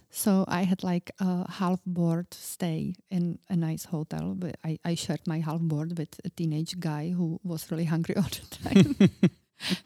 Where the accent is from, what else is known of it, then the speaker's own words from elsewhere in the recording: Czechia; I was very young, I was from Czech Republic